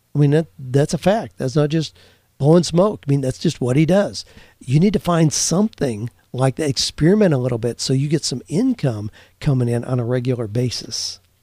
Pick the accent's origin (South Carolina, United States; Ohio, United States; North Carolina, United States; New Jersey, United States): Ohio, United States; Mount Gilead; moved away; where I grew up in Mount Gilead, Ohio